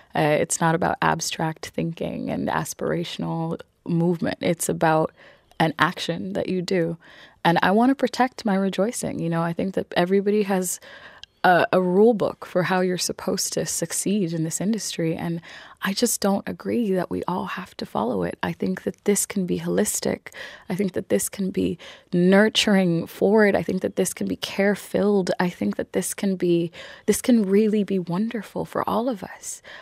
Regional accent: Ireland; I am here and I'm Irish and I'm not going anywhere.

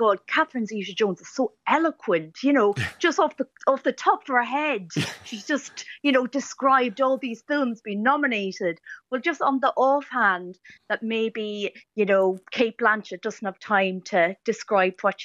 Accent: Navan, County Meath, Ireland; now in London, United Kingdom; I'm from the Royal County, Navan

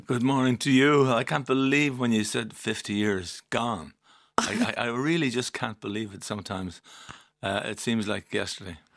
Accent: Dublin, Leinster, Ireland; I was born and raised in Milltown, Rennelah First

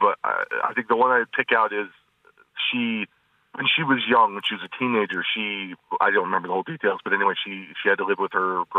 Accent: North Dakota, United States; also born or lived in Montana / Minnesota / Tennessee / Pennsylvania; so I was born in Montana. I lived in Minnesota. I lived in Tennessee for a while, Pennsylvania. But I ended up in North Dakota for the longest time.

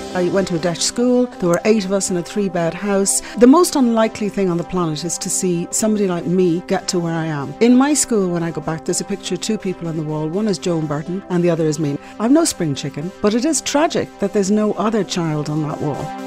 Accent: Dublin, Leinster, Ireland; also born or lived in Scotland; I grew up in the Phoenix Park

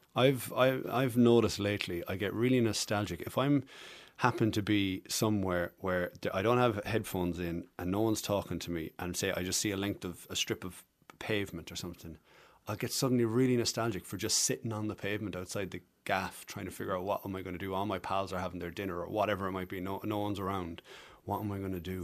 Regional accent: Passage West, Munster, Ireland; born or raised there; accent: Irish; also born or lived in Camberwell, London, England / Galway, Ireland / Cork, Ireland

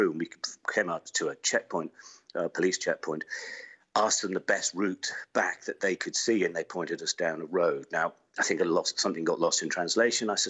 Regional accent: United Kingdom; We identified ourselves as British journalists

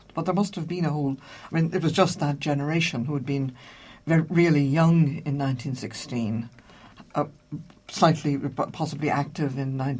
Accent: Cork, Munster, Ireland; also born or lived in Oxford; now in Dublin, Ireland; Now, I come from Cork

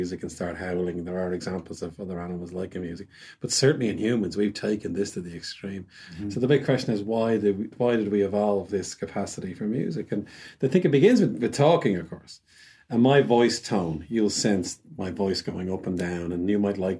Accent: Wicklow, Leinster, Ireland; I'm from Wicklow.

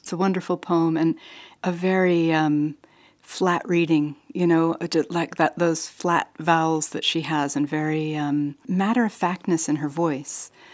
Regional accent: New Jersey, United States; I'm from New Jersey. That's where I was born

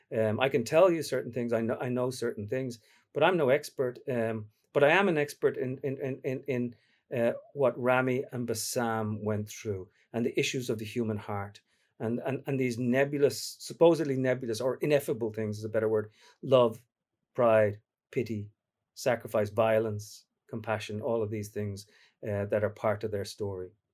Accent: Dublin, Leinster, Ireland; now in New York, United States; my mum's from Derry, my dad's from Dublin, I grew up in Dublin

